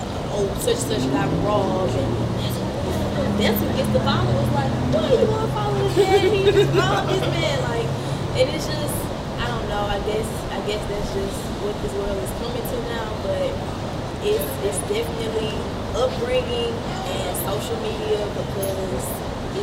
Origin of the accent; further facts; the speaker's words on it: United States; I'm African American.